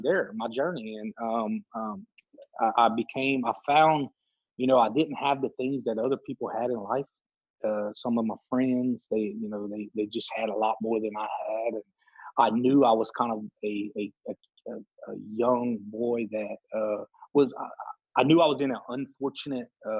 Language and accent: English; Lake Arthur, Louisiana, United States; also born or lived in Jennings, Louisiana; Growing up in Lake Arthur, a small town, everybody knows everyone